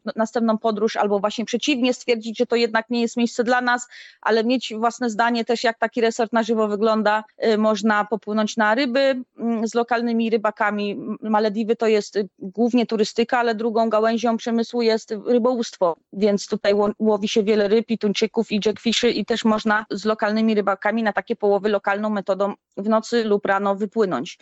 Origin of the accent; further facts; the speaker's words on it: Stalowa Wola, Subcarpathian Voivodeship, Poland; also born or lived in Gliwice, Poland / Chorzów, Poland; now in Maldives; pochodzę ze Stalowej Woli, a mieszkałam w Gliwicach i na, na Śląsku w Chorzowie